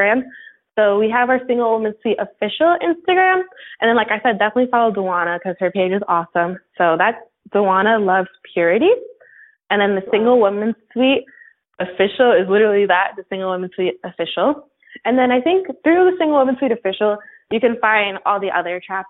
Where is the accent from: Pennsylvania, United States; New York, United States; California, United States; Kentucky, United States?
New York, United States; Rockland County; also born or lived in New Jersey / Bronx, New York; I'm actually from Rockland County, New York